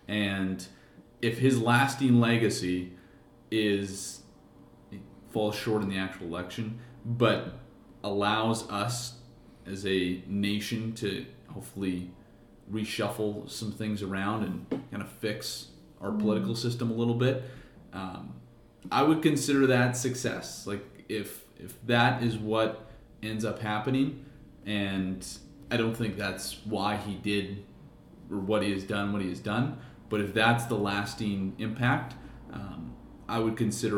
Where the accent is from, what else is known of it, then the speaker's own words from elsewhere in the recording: Canada; I am also Canadian.